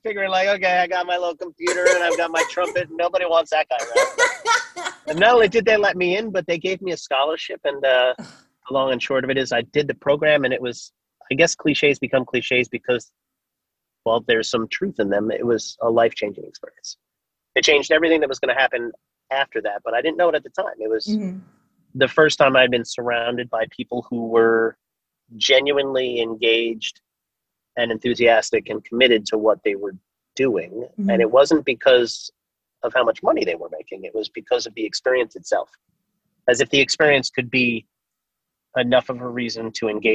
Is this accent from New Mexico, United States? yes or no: no; Long Island, New York, United States; moved away as an adult; also born or lived in Boston; I grew up on Long Island in New York